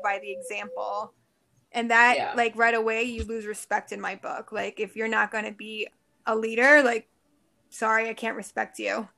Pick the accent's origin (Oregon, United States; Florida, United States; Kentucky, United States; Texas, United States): Florida, United States; Miami; born and raised in Miami